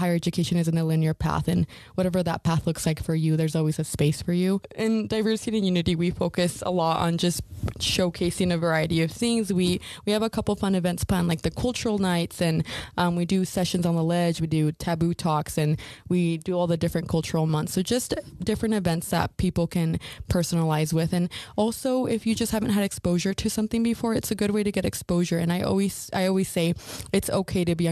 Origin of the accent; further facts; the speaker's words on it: Idaho, United States; moved away as an adult; now in Ogden, United States; I'm actually from Idaho, so I'm not a Utah native